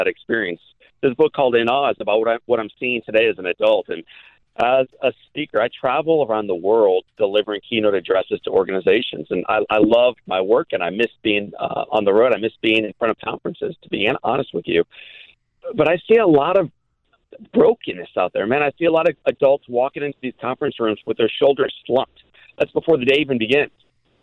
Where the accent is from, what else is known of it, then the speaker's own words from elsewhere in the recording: Midwest, United States; I grew up in the Midwest